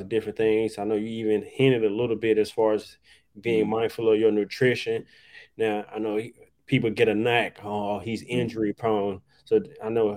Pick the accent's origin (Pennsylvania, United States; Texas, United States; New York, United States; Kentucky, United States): Texas, United States; Dallas; I'm from Dallas